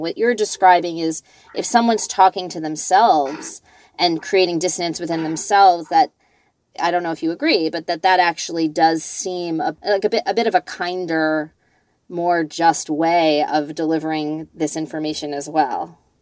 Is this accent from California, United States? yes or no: no; New York City, New York, United States; I grew up in New York City